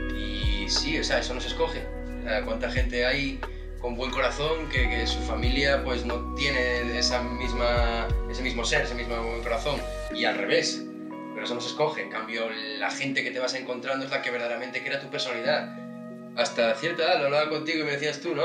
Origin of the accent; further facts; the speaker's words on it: Asturias, Spain; moved away; yo soy de Asturias, no nací en, en Whistler